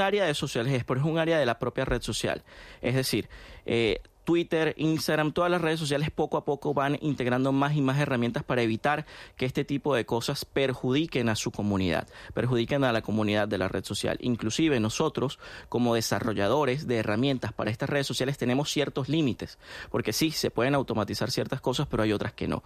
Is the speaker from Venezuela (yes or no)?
yes; Venezuela; en mi país, en Venezuela